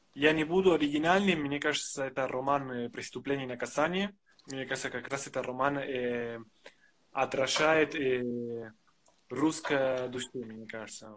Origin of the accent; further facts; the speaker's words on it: Argentina; Russian is a second language; now in Russia; Я из Аргентины.